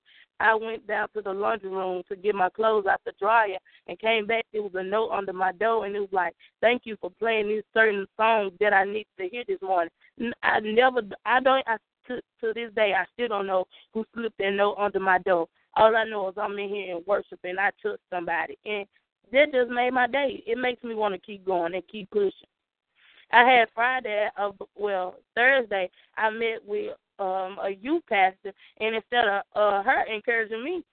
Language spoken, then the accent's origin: English; the South, United States; accent: Southern; I'm from the South. Every time I meet somebody from that's not from the South, they're like, oh, you have a Southern dialect